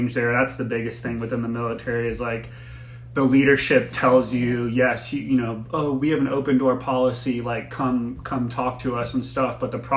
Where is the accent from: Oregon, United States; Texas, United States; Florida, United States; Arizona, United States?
Florida, United States; moved away; I'm from Florida originally.